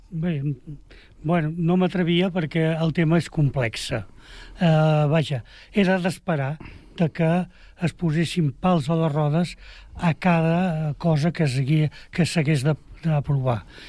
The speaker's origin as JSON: {"language": "Catalan", "region": "Catalonia", "country": "Spain", "said": "som catalans"}